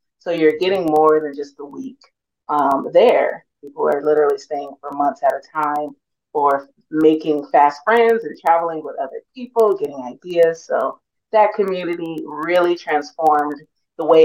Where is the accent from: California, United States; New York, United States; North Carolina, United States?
California, United States; Los Angeles; moved away as an adult; now in Tirana, Albania; I am from Los Angeles